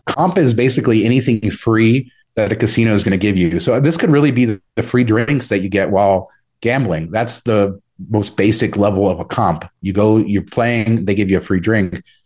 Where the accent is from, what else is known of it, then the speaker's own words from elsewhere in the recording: Las Vegas, Nevada, United States; also born or lived in Southern California; I moved to Vegas in nineteen ninety-three when I was a kid and kinda grew up here